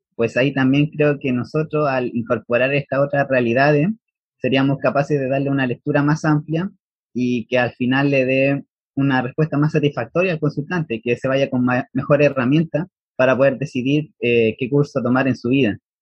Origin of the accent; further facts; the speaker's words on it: Chile; soy de Chile